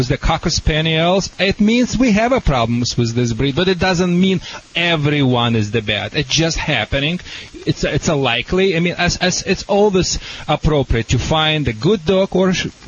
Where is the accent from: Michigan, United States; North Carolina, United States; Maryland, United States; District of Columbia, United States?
Michigan, United States; Detroit; accent: Michigan; Yeah, do you recognize a Michigan accent in my accent, or...